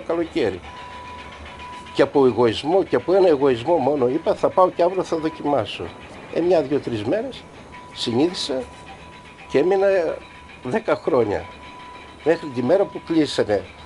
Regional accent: Palaiopoli, East Macedonia and Thrace, Greece; moved away as an adult; also born or lived in Belgium; τα παιδικά χρόνια μαζί με τους φίλους μου εδώ στην Παλιάπολη

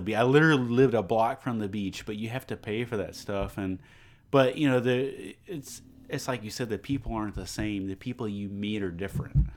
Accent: Beaumont, Texas, United States; I love where I live. I love where I'm from

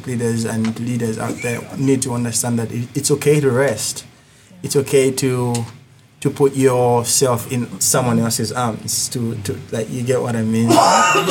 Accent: Uganda; accent: thick accent; moved away; I come from Africa, Uganda

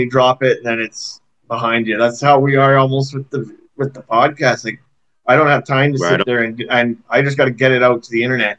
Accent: Canada; accent: Canadian; It's probably my Canadian accent.

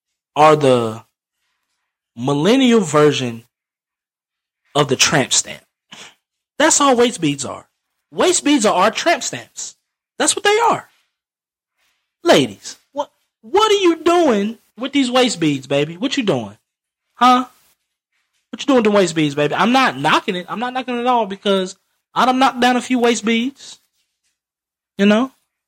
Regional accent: Alabama, United States; Back down, that was back when I'm from Alabama. I'm from Alabama.

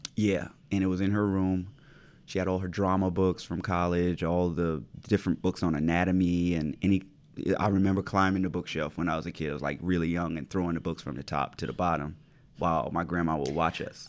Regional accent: Pineville, South Carolina, United States; Growing up where I grew up in Pineville, in the low country of South Carolina

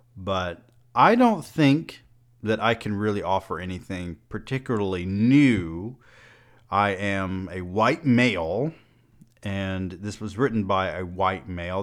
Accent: Georgia, United States; I am also a rural southern man. I grew up in Georgia

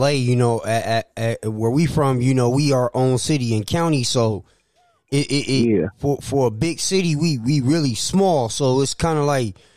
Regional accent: San Francisco, California, United States; moved away; also born or lived in Atlanta; I'm from Hunters Point

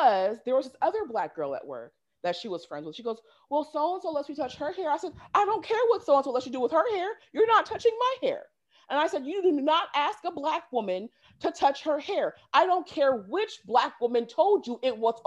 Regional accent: Pacific Northwest, United States; moved away; growing up in the Pacific Northwest, racism is very watered down

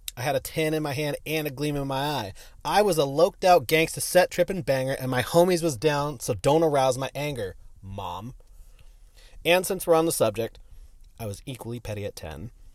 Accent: San Diego, California, United States; I grew up in San Diego

